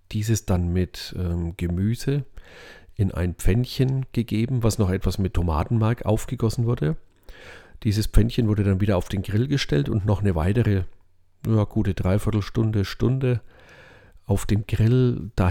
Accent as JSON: {"language": "German", "region": "Bavaria", "country": "Germany", "said": "aber das findet man als Franke ja schon ein bisschen seltsam, ne?"}